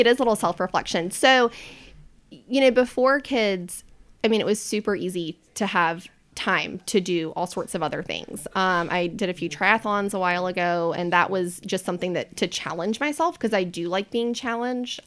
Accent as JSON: {"language": "English", "town": "Charlotte", "region": "North Carolina", "country": "United States", "tie": "born or raised there", "said": "I'm a native charlatan. So I was born and raised here."}